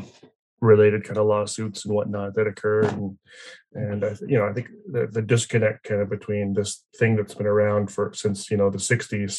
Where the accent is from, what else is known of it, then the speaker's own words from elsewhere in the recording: Canada; I'm Canadian